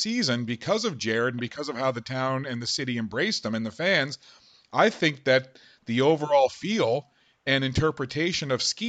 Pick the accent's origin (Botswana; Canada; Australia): Canada; St. John's, Newfoundland and Labrador; I'm from St. John's originally myself